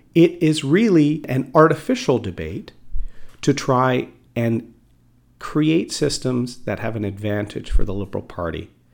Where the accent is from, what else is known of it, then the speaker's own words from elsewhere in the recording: Bowmanville, Ontario, Canada; also born or lived in Port Perry, Ontario; I grew up living in Bowmanville and in Port Perry